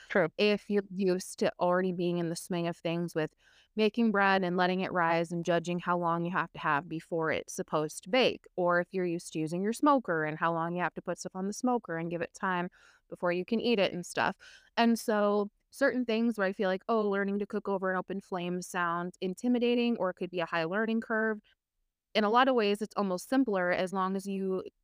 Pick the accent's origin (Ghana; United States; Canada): United States; Minneapolis, Minnesota; I grew up in Minnesota in the Twin Cities. We spent a lot of time up north in Duluth, north of Duluth